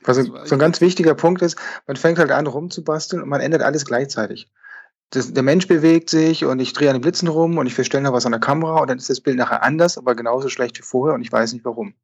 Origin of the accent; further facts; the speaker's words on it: Lüneburg, Lower Saxony, Germany; now in Bern, Switzerland; ich bin Fotograf aus Bern in der Schweiz, aber wie man hört, komme ich ursprünglich aus Norddeutschland, aus Lüneburg